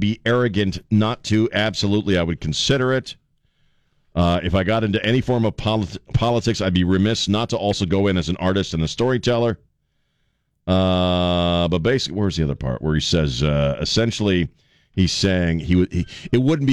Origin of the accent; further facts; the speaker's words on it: East Coast, United States; moved away; also born or lived in Maryland; growing up on the East Coast